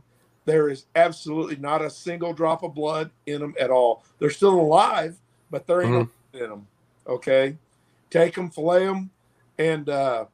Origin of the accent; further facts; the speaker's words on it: Louisiana, Missouri, United States; also born or lived in Hannibal, Missouri; I grew up in Louisiana, Missouri, just south